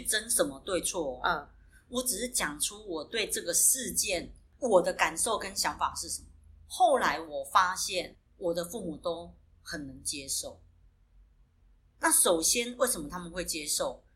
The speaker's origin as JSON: {"language": "Chinese", "region": "southern Taiwan", "country": "Taiwan", "said": "我们是来自南台湾的Double"}